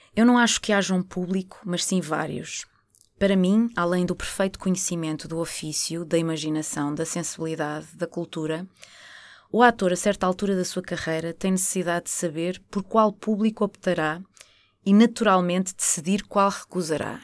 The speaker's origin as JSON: {"language": "Portuguese", "town": "Porto", "region": "Norte", "country": "Portugal", "said": "eu sou uma pessoa do Porto, sou do Norte"}